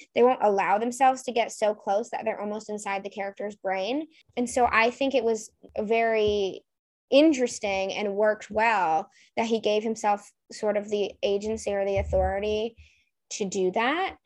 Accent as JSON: {"language": "English", "region": "New England", "country": "United States", "said": "I'm from New England"}